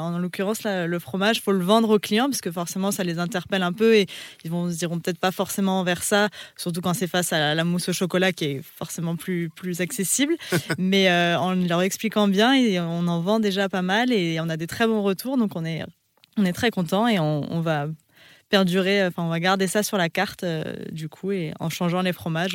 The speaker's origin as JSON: {"language": "French", "area": "Savoy", "region": "Auvergne-Rhône-Alpes", "country": "France", "said": "moi je suis savoyarde"}